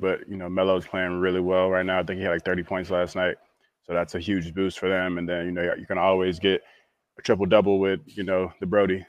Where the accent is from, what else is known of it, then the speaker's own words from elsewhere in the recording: St. Petersburg, Florida, United States; a huge historical, you know, thing in our uh, in my hometown